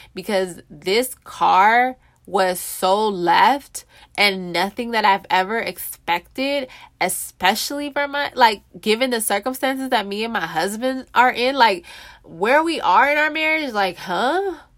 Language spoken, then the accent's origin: English; California, United States; moved away as an adult; now in Texas, United States; I'm from California